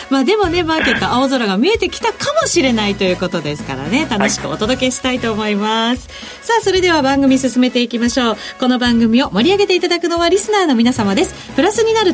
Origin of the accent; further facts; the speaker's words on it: near Mishima, Shizuoka, Japan; あら我がふるさとのすぐ近くじゃないですか